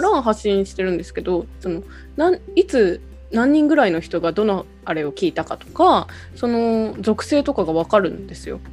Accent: Fukuoka, Japan; moved away; 出身が福岡

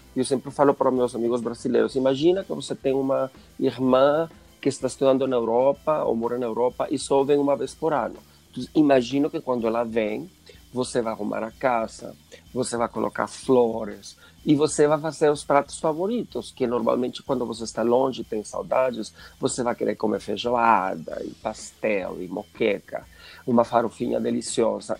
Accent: Mexico; Portuguese is a second language; now in São Paulo, Brazil; sou mexicano

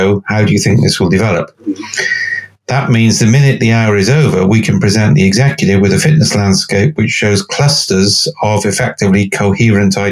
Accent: Cardiff, Wales, United Kingdom; I'm from Cardiff

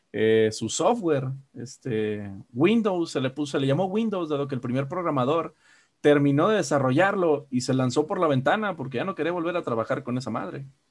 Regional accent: Guadalajara, Jalisco, Mexico

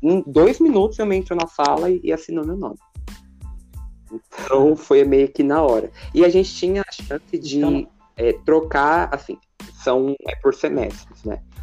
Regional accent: Paraná, Brazil; now in Suzano, Brazil; moro em São Paulo, Suzano, mas eu nasci no Paraná

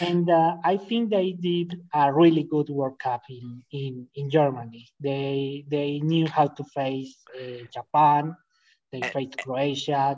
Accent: Colombia; English is a second language; I'm from Colombia.

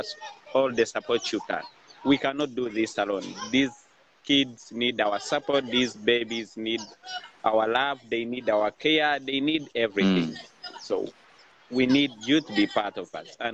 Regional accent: Kampala, Central Region, Uganda; I'm from Kampala, Uganda, from an orphanage called UCARE International

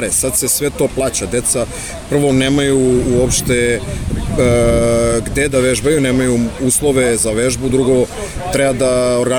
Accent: Belgrade, Serbia; Dolazim iz Beograda

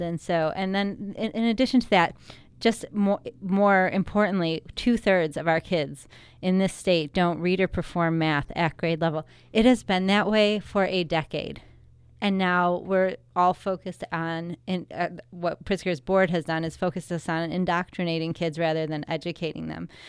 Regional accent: Wheaton, Illinois, United States; also born or lived in Warrenville, Illinois; I grew up in Wheaton, Illinois.

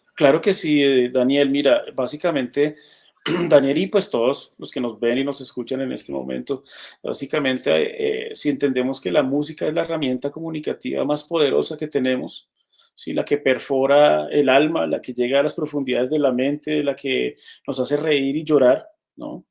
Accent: Colombia; un país tan heterogéneo como el que tenemos

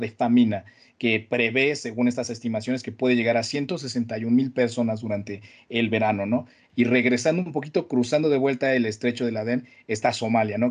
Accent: Mexico; de donde vengo, ¿no? De, la, Latinoamérica

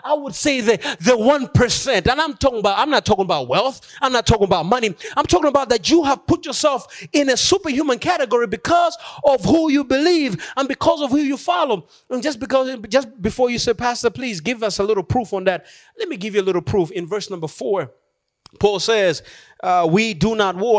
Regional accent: Malawi; moved away; also born or lived in Philippines; I decided to go back home to Malawi, my home country

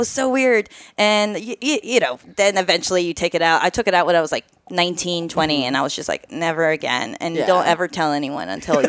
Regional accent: Mexico; moved away as an adult; I grew up in Mexico.

